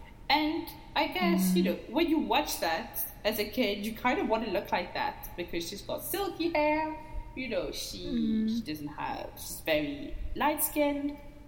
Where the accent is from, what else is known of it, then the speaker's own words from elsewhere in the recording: Mauritius; I remember, you know, for me it was just, yeah, I'm from an island, I'm from Mauritius, that's it.